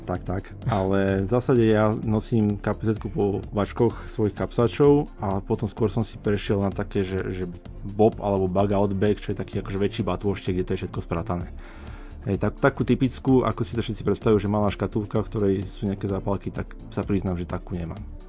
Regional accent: Nitra, Nitra Region, Slovakia; moved away as an adult; now in Banská Bystrica, Slovakia; ja som pôvodne z Nitry

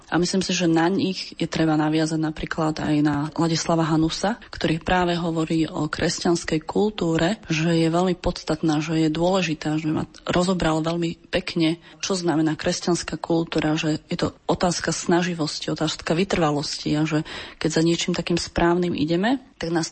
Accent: Bratislava, Bratislava Region, Slovakia; som z Bratislavy

